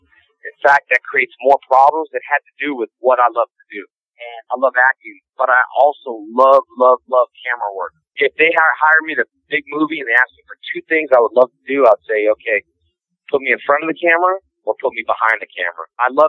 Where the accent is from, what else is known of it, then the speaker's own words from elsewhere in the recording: Covina, California, United States; also born or lived in Houston, Texas; I was probably about 8 years old in Covina, California is where I grew up.